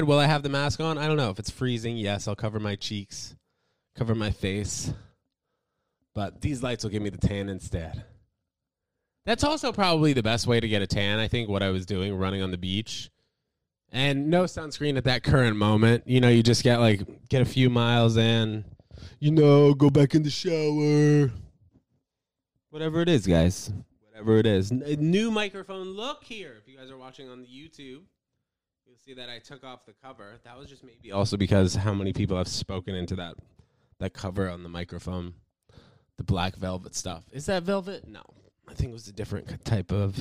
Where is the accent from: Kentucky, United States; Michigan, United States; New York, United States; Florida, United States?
New York, United States; as a New Yorker